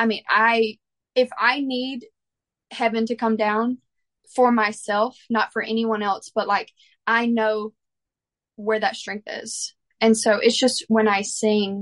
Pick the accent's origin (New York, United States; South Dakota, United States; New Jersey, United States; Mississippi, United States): Mississippi, United States; growing up in the church that I grew up in Mississippi